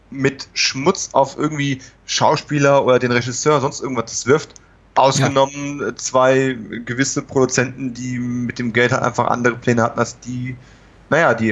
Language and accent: German; California, United States; German is a second language; ich komme aus Kalifornien, wir haben keine Keller.